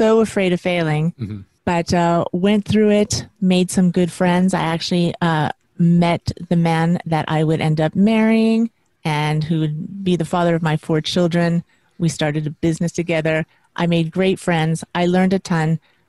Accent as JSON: {"language": "English", "region": "West Coast", "country": "United States", "lives_now": "New York, United States", "said": "I moved to New York, New York City, which I'm from the West Coast, is completely different. And I really hadn't been to the East Coast, so I didn't know what to expect."}